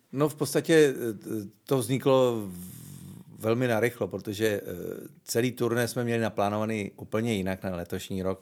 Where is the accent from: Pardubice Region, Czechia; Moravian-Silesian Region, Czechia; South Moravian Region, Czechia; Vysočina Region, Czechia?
Pardubice Region, Czechia; Moravská Třebová; also born or lived in Svitavy; now in Prague, Czechia; já jsem se narodil stejně ve Sitavách, kde vzniknul …. Bydlel jsem sice v Moravský Třebový, což je asi 18 km od Svitav